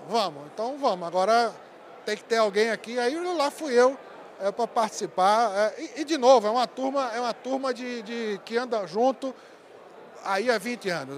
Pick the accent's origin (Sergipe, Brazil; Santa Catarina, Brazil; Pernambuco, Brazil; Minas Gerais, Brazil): Pernambuco, Brazil; moved away as an adult; also born or lived in Mato Grosso do Sul; sou pernambucano, você já adivinhou, né? Pelo nome e pelo sotaque